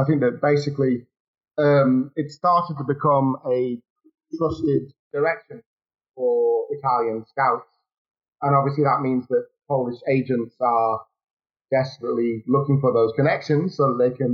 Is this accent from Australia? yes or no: no; England, United Kingdom; now in Poland; as an English person living over here